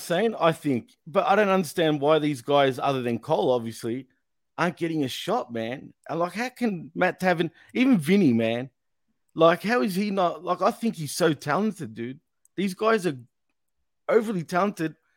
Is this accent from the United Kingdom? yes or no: no; Australia; accent: Aussie